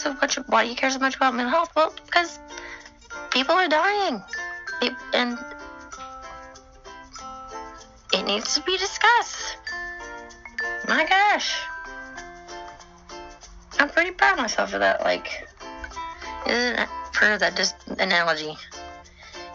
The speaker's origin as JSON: {"language": "English", "region": "Texas", "country": "United States", "said": "I'm from Texas"}